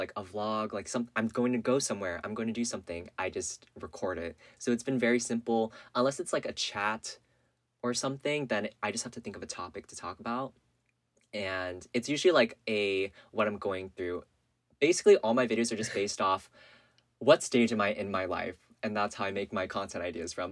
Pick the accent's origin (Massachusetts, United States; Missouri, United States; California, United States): California, United States; Northern; I grew up in California, Northern California.